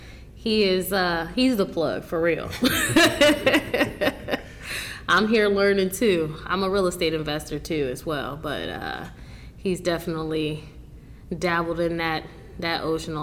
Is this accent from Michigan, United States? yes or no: yes; Michigan, United States; also born or lived in Florida; now in Virginia, United States; I was born in and pretty much raised in Michigan.